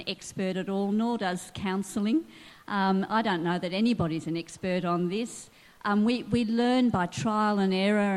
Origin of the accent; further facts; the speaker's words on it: Sydney, New South Wales, Australia; I grew up in West Pennant Hills in Sydney